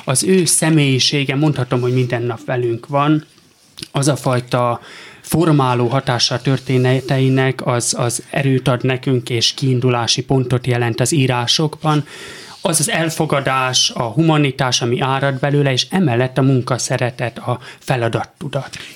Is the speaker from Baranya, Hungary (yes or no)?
no; Simontornya, Tolna, Hungary; born or raised there; also born or lived in Pécs / Cece